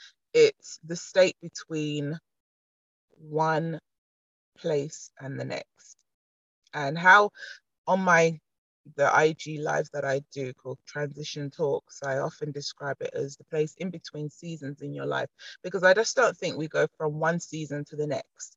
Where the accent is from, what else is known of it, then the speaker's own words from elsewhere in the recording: London, United Kingdom; I'm a London native